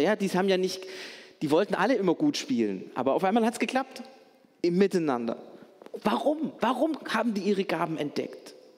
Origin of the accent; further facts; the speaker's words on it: Stuttgart, Baden-Württemberg, Germany; Als Stuttgarter